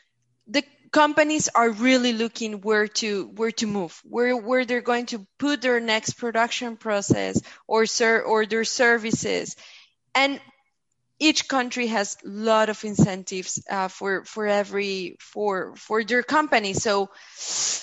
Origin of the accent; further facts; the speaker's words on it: Bogota, Bogotá Capital District, Colombia; also born or lived in Beijing, China; I'm from Colombia, Bogota. Currently, I'm based in Bogota